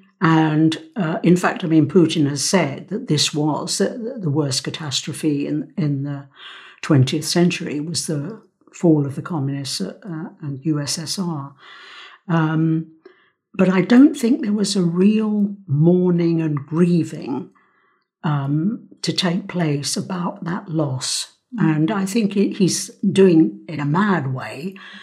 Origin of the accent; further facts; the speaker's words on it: London, United Kingdom; also born or lived in Cyprus; I was born in London. Mm. I was born at the Middlesex Hospital